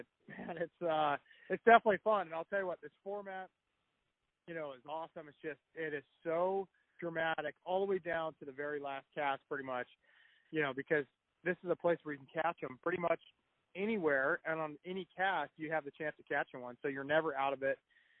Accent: California, United States; these are what we grew up fishing in California, Folsom, Oroville, Shasta.

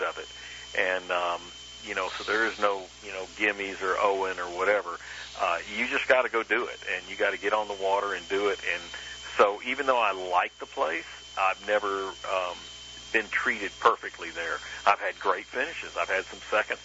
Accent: Florida, United States; my home state

